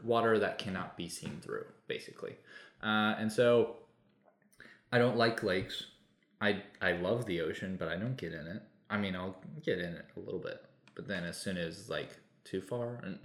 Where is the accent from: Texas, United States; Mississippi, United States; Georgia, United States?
Texas, United States; we were from Texas, where I mean, my hometown and my university that I attended were five hours apart